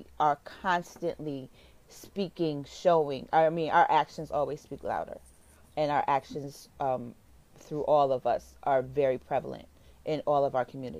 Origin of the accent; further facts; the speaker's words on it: Connecticut, United States; I grew up in Connecticut.